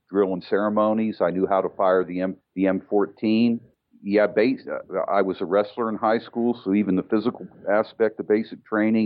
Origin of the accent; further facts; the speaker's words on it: Melbourne, Florida, United States; moved away as an adult; also born or lived in Berlin, Germany; I'm from Melbourne. Melbourne, Florida